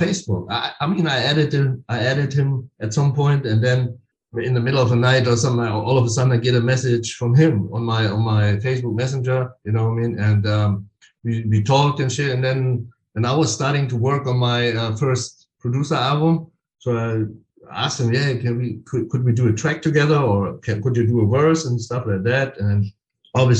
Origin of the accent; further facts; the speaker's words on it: Philippines; I'm like from the Philippines